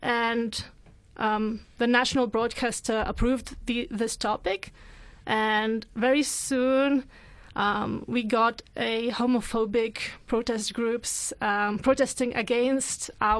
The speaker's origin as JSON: {"language": "English", "country": "Lithuania", "moved": "as an adult", "lives_now": "London, United Kingdom", "said": "I live in London for the past 6 years. I'm from Lithuania"}